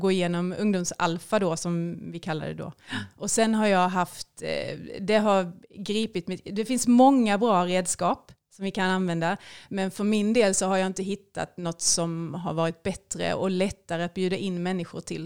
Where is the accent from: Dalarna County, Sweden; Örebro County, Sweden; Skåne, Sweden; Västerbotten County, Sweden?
Skåne, Sweden; Jag är ju då en Skånetös, eh, uppvuxen i en helt vanlig sekulariserad svensk familj